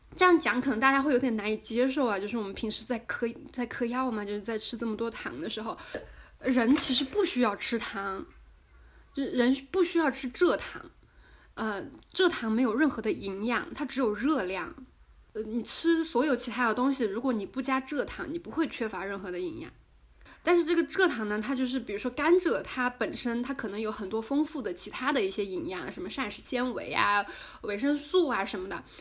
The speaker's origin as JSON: {"language": "Chinese", "country": "China", "said": "我们中国人"}